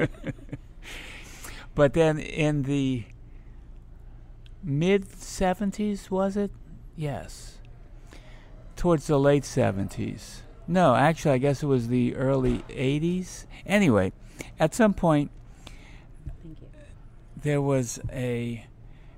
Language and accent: English; New Orleans, Louisiana, United States; I'm a Touro baby